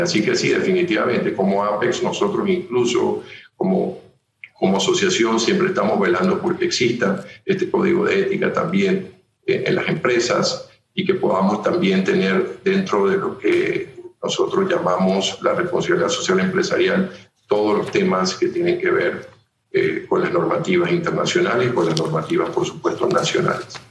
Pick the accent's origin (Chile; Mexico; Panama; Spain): Panama